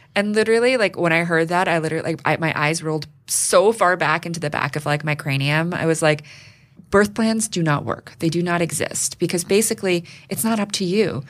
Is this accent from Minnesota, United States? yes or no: no; New York City, New York, United States; I grew up here in New York City